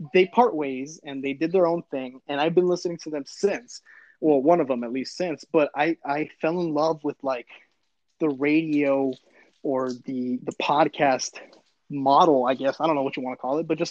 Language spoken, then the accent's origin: English; San Fernando Valley, California, United States; moved away; also born or lived in Arizona; When I moved to Arizona, I was such a Cali kid. I was such a Valley kid